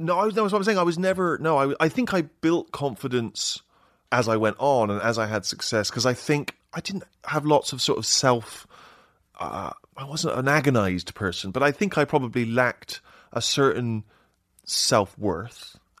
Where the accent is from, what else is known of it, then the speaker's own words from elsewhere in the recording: Bristol, South West England, United Kingdom; moved away; My favorite hangout in Bristol, that's my hometown